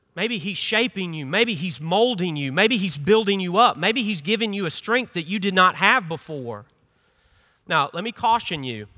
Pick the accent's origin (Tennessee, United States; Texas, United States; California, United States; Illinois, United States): Tennessee, United States; Memphis; moved away as an adult; now in South Carolina, United States; I'm not from here. I'm from Memphis, Tennessee